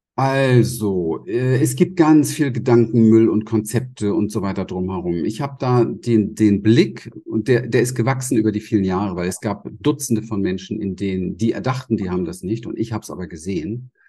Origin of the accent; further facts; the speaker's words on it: Berlin, Germany; moved away; also born or lived in Pacific coast; ich komme aus der Gosse in Berlin. Ja, ich habe im Hinterhof gespielt. Ich habe nichts gehabt, bin in einem traumatischen Feld groß geworden